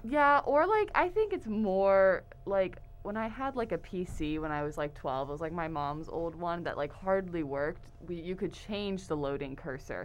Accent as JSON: {"language": "English", "town": "Houston", "region": "Texas", "country": "United States", "moved": "as an adult", "lives_now": "Oklahoma, United States", "said": "I'm originally from the Houston, Texas area"}